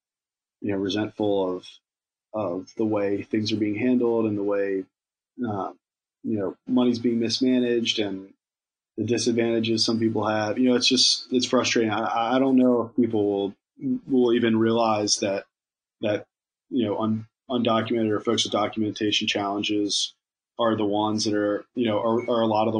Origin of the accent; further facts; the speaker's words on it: Virginia, United States; now in New York, United States; I'm from Virginia, and I've lived in New York for a long time now